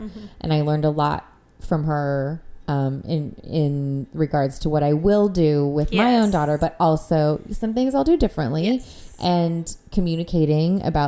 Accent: La Cañada Flintridge, California, United States; also born or lived in Agoura Hills; I grew up in La Cañada, which is near Pasadena

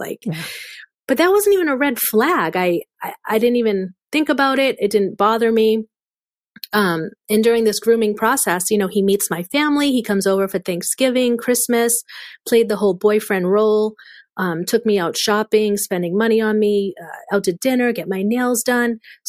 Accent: Boston, Massachusetts, United States; accent: Boston; We grew up in the North Shore area of Boston.

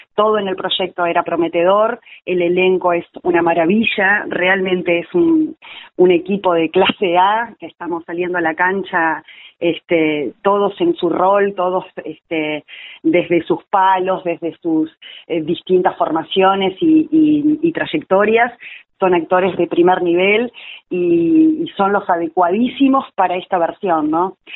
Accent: Uruguay; accent: rioplatense; moved away as an adult; now in Buenos Aires, Argentina; yo soy uruguaya, ¿Mm? eh, radicada en Buenos Aires hace 16 años, ya totalmente aporteñada

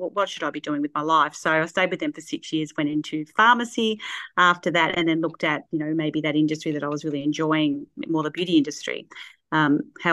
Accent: Shepparton, Victoria, Australia; also born or lived in Sydney / Mount Isa; I was born in Sydney, only had probably a year there, and then up to Mount Isa and then back home. Mum wanted to come back to Shepparton

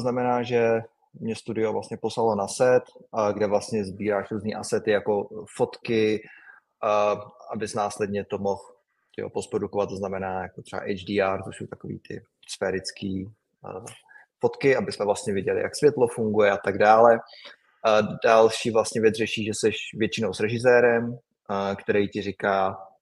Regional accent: Czechia; moved away; my Češi

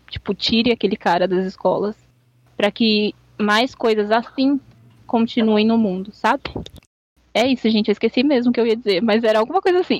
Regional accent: São Paulo, Brazil; Sou paulista

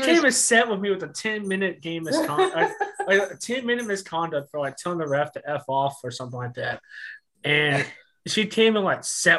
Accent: Houston, Texas, United States; Born and raised in Houston.

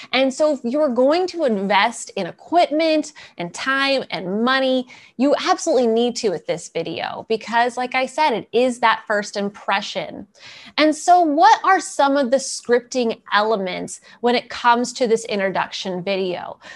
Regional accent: East Coast, United States; moved away; I'm originally from the East Coast

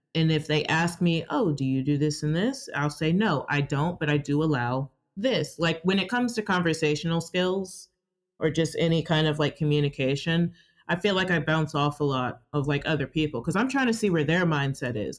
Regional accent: Georgia, United States; I was born and raised here in Georgia.

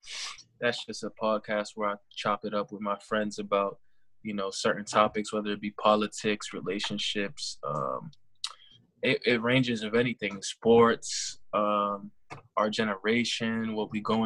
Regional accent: Massachusetts, United States; I mean, I'm from Mass.

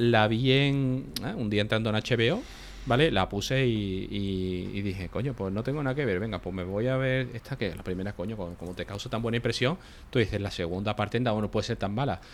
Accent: Seville, Andalusia, Spain; moved away as an adult; yo soy sevillano, ¿vale? Lo que pasa que yo, bueno, me fui de mi casa a los 18 y cuando vine ya no, ya no seguí viviendo en Sevilla

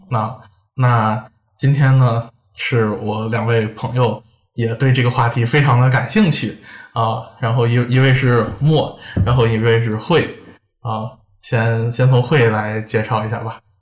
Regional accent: Xi'an, Shaanxi, China; now in Paris, France; 因为我家是西安的，我从小在那边长大，我们就那边有很多回民

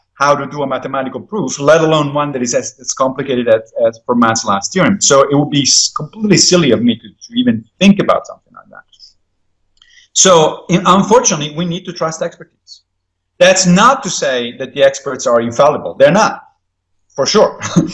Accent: Italy; now in United States; When I was growing up in Italy

